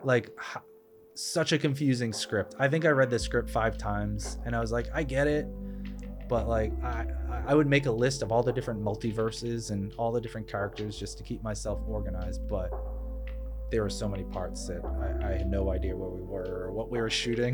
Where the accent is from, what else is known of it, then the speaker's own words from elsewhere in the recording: Boston, Massachusetts, United States; moved away; I grew up in Boston area